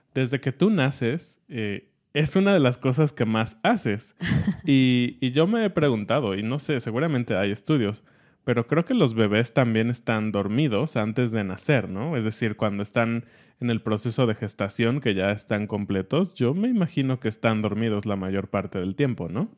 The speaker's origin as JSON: {"language": "Spanish", "region": "Mexico City", "country": "Mexico", "said": "estamos como programados como chilangos"}